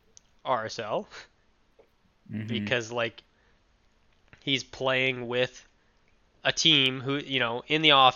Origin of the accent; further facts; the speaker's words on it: United States; I'm an American